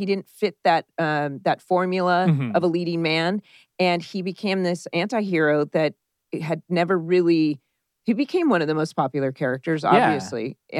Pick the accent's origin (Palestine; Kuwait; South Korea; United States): United States; Dana Point, California